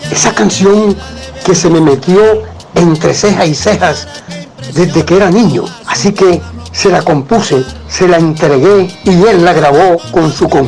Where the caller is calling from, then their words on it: Cartagena, Bolívar, Colombia; Especial para voces y acordeones de mi tierra. Los saluda desde Cartagena, Colombia, su corresponsal